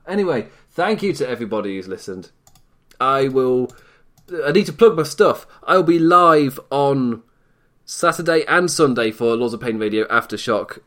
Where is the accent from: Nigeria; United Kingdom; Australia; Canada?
United Kingdom; England; as an English, from an English perspective